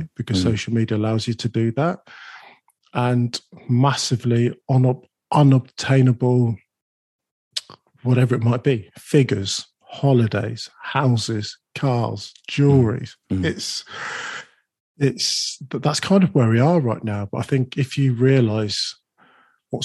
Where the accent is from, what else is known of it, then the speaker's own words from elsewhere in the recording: London, United Kingdom; I was born in Islington